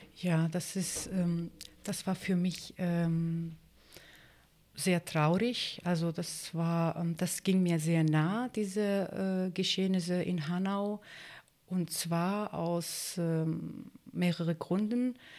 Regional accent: Turkey; German is a second language; also born or lived in Greece; now in Germany; Also ich bin Kurdin und äh, ich bin in der, in der, Türkei geboren

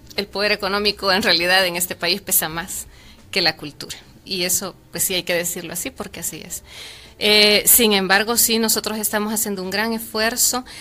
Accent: El Salvador; como salvadoreños

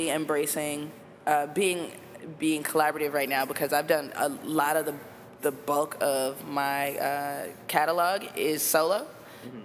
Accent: Chicago, Illinois, United States; I come from Inglewood, but I'm not a street rapper

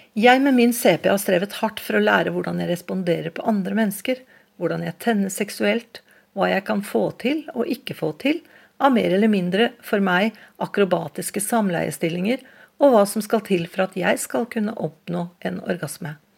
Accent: Oslo, Norway; Jeg vokste opp på Vålerenga i Oslo

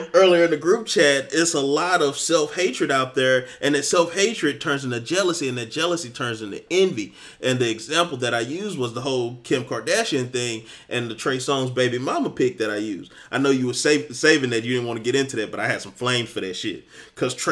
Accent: the South, United States; I'm from the South

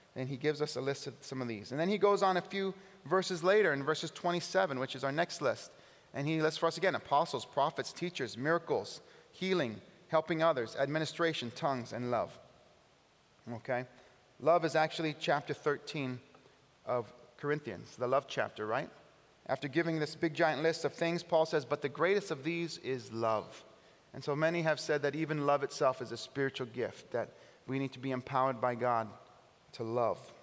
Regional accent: California, United States; now in Buffalo, United States; I'm from California

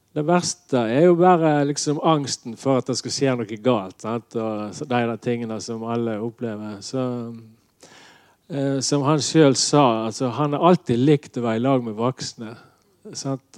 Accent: Nordhordland, Vestland, Norway; jeg kom ifra Nordhordland og ikke Sunnhordland

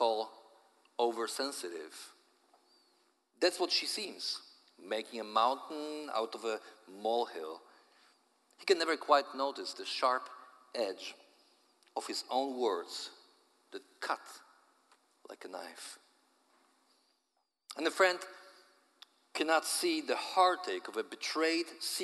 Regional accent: Poland; accent: Polish; my Polish accent

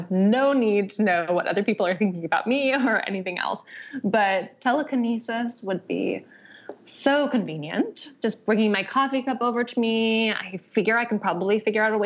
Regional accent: Arizona, United States; moved away; I'm from Arizona

